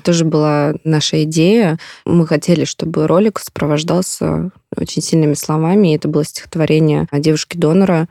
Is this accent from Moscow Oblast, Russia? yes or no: no; Belgorod Oblast, Russia; Я родом из Белгородской области